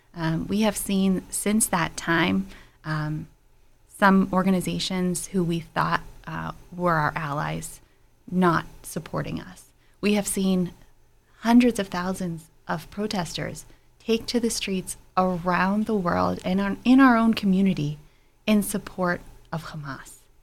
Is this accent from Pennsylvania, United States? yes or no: yes; Pittsburgh, Pennsylvania, United States; also born or lived in Israel; I was raised here in Pittsburgh. I grew up in Fox Chapel